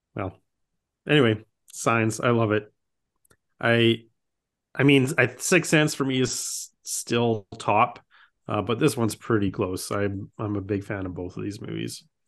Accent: Saskatchewan, Canada; I grew up in, I mean, I am from Saskatchewan, which is the farmer capital of the Canada. And, uh, I grew up in a rural town.

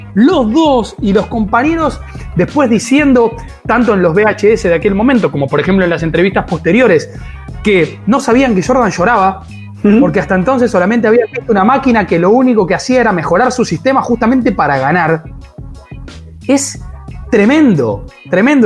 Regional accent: Entre Ríos, Argentina; en Entre Ríos, de donde soy

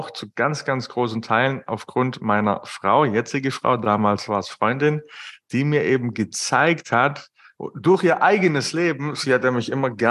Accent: Baden-Württemberg, Germany; ich bin Schwabe, wie man vielleicht raushört.

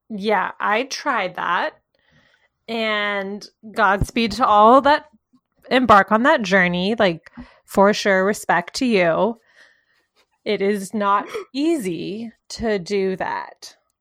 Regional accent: the South, United States; we grew up in the South too

